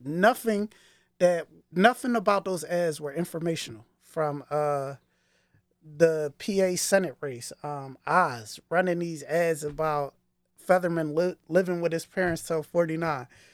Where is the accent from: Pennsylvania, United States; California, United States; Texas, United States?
Pennsylvania, United States; Philadelphia; I grew up in Northwest Philadelphia, not West Philly people. Um, that would be the West Oak Lane section of the city